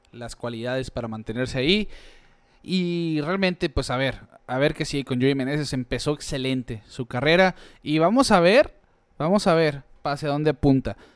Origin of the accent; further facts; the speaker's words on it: Hermosillo, Sonora, Mexico; aquí somos de Hermosillo.